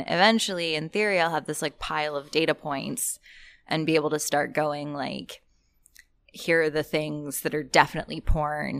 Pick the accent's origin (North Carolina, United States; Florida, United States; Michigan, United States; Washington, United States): North Carolina, United States; I grew up in North Carolina